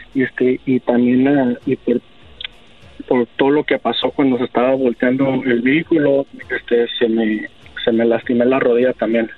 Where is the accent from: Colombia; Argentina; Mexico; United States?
United States; also born or lived in Arizona; yo soy ciudadano americano, yo he vivido aquí en Estados Unidos toda mi vida